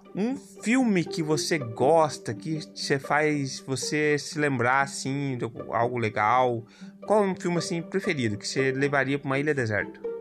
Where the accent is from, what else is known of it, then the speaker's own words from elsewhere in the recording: Telêmaco Borba, Paraná, Brazil; eu nasci também aqui em Telêmaco